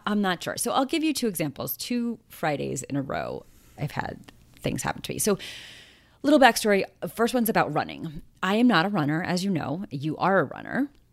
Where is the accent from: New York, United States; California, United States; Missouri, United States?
New York, United States; New York City; we moved back to my hometown, and we live across the street from my old high school